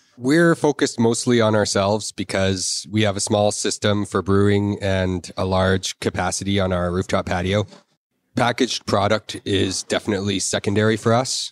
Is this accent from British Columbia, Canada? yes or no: yes; Victoria, British Columbia, Canada; moved away as an adult; also born or lived in Alberta; I grew up in Victoria.